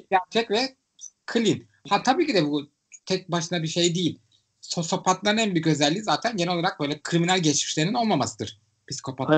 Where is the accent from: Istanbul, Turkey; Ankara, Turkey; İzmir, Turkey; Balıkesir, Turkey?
Istanbul, Turkey; Ben İstanbullu olarak